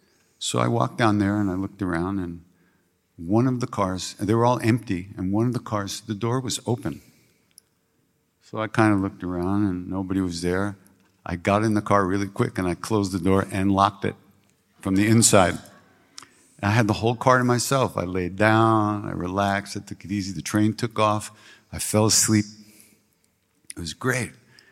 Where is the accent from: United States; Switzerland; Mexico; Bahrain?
United States; I came from America. People always know where you are.